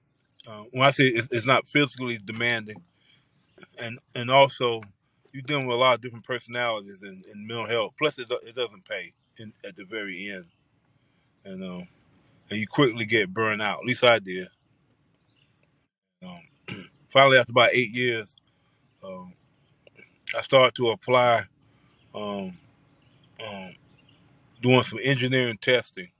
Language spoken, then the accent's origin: English; New Bern, North Carolina, United States; from New Bern, North Carolina.